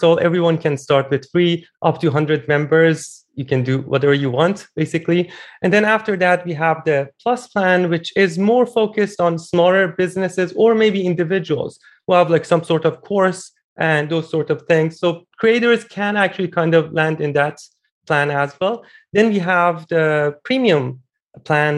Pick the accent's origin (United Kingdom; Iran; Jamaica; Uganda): Iran; moved away; I'm originally Iranian. I built a dating app back in my home country